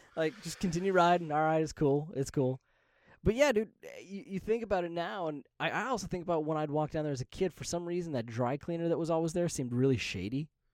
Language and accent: English; Las Vegas, Nevada, United States; growing up in Vegas